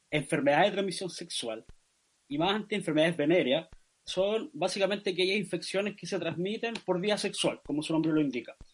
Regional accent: Araucanía, Chile; Y desde ahí trabajé siempre como en, en mi pueblo, acá entre Treyé.

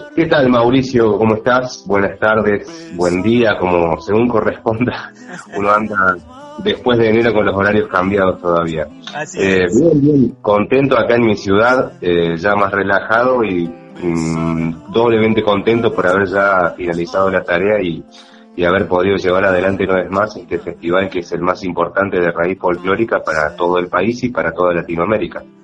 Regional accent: Cosquín, Córdoba, Argentina; also born or lived in Villa Bustos / Santa María de Punilla; Yo nací en el Hospital Funes, que se encuentra aquí en la vecina localidad de Santa María, y me crié entre Villa Bustos y Cosquín

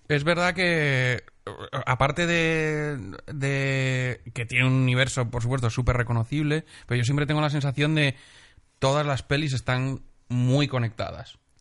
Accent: Benidorm, Valencian Community, Spain; moved away; en mi pueblo hay un festival de cine.

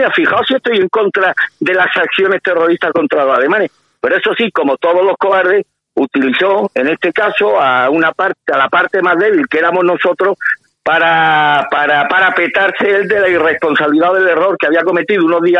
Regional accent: Spain; Los que la vamos a pasar canuta somos los españoles.

